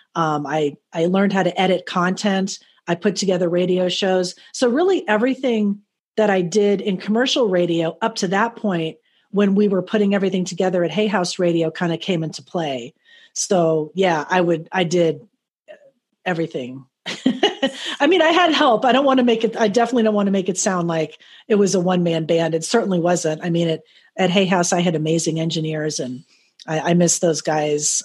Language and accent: English; Miami, Florida, United States; also born or lived in Fort Lauderdale; in my local hometown, I grew up in Miami, Fort Lauderdale.